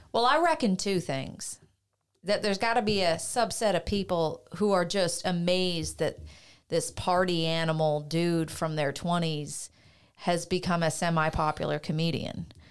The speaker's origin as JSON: {"language": "English", "country": "Canada"}